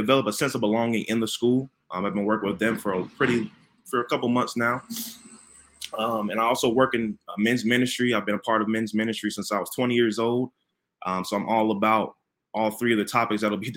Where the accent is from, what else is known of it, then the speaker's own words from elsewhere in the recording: the Carolinas, United States; now in Chicago, United States; I'm originally from the Carolinas, so my accent, I don't have a Chicago accent.